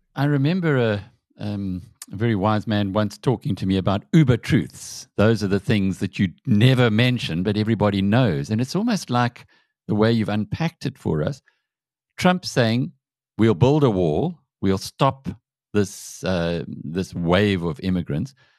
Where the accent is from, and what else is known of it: South Africa